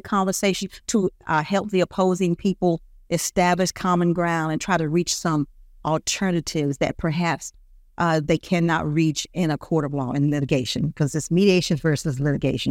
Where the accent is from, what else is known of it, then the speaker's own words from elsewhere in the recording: Greenville, South Carolina, United States; moved away as an adult; also born or lived in Columbia, South Carolina; now in Lexington, United States; I was born in Greenville, South Carolina, and the way I got here in Columbia